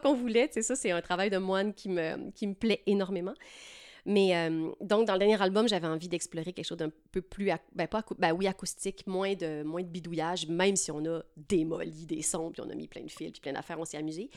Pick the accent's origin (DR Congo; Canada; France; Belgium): Canada; Lac-Beauport, Quebec; moved away as an adult; also born or lived in Saint-Hyacinthe; now in Montreal, Canada; je suis originaire de Lac-Beauport, une petite municipalité charmante dans la nature près de Québec City.